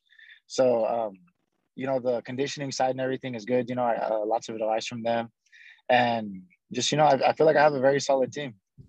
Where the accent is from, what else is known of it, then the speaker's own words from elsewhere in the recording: Albuquerque, New Mexico, United States; now in Las Vegas, United States; I was born in Albuquerque, New Mexico. Mm-hmm. But both my parents are from Cuba, so I'm full-blooded Cuban, but born in America.